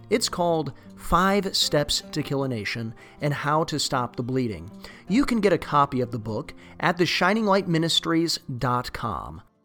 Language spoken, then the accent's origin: English; United States; growing up in America, I never thought that I would see these things.